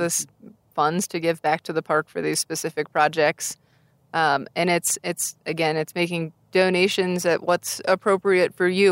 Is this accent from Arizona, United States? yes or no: yes; Tucson, Arizona, United States; moved away; I grew up in Tucson, Arizona